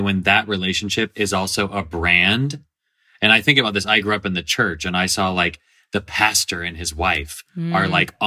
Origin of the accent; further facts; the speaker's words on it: Nashville, Tennessee, United States; I grew up in Nashville, Tennessee, where I still live about half the time